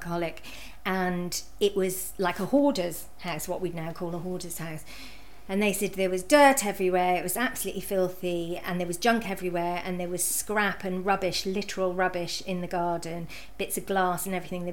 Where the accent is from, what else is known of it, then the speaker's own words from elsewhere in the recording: United Kingdom; moved away; about 50 minutes from where I grew up